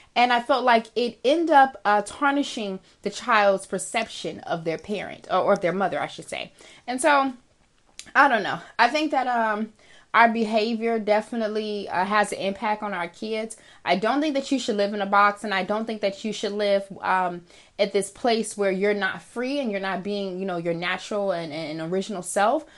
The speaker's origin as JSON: {"language": "English", "country": "United States", "said": "I am African American"}